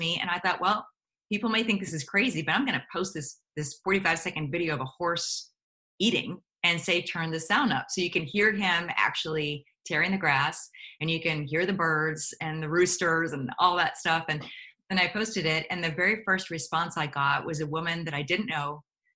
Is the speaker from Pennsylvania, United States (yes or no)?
yes; outside of Pittsburgh, Pennsylvania, United States; moved away as an adult; also born or lived in New York City; I came from outside of Pittsburgh, Pennsylvania